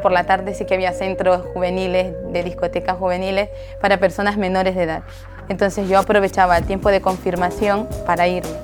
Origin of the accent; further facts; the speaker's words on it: Chone, Manabí, Ecuador; yo soy de Ecuador, de Chone, de la provincia de Manabí